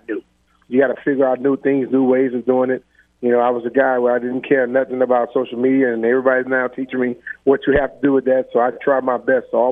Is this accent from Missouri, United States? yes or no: no; Plaquemine, Louisiana, United States; also born or lived in Lafayette, Louisiana; growing up in Plaquemine and then coming to Lafayette